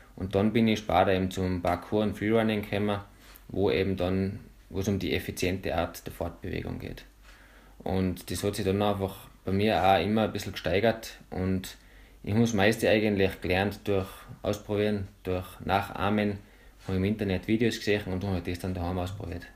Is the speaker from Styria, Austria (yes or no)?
no; Bramberg am Wildkogel, Salzburg, Austria; ich komme von Bramberg, bin jetzt 29